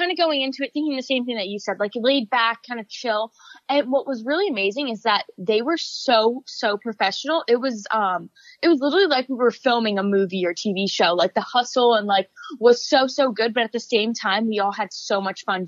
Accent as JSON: {"language": "English", "region": "Florida", "country": "United States", "tie": "born or raised there", "said": "my friends back home in Florida"}